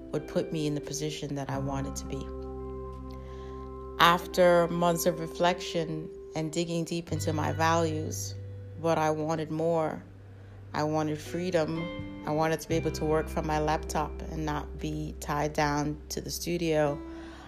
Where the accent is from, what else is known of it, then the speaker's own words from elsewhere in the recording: New York, United States; moved away as an adult; also born or lived in San Francisco; now in Czech Republic; A citizen born and raised in New York